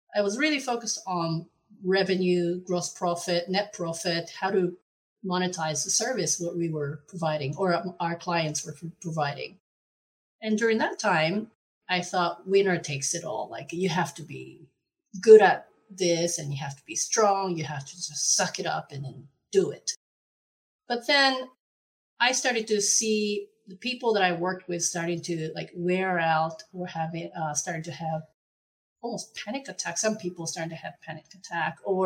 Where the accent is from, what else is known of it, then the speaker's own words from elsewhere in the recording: Japan; moved away as an adult; now in Netherlands; I'm originally from Japan, but I've been living in the Netherlands since 2010.